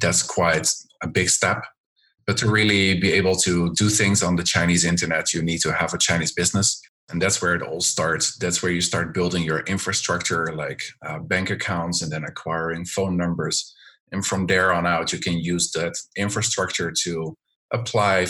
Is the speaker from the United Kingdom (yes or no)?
no; Netherlands; moved away as an adult; now in China; I'm originally from the Netherlands